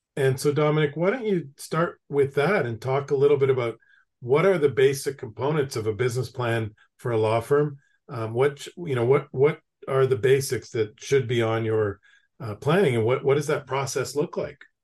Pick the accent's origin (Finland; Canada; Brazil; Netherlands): Canada; now in United States; I'm originally from Canada